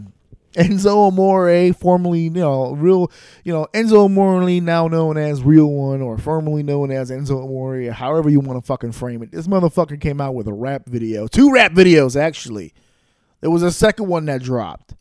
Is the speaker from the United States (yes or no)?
yes; New York, United States; I grew up in New York.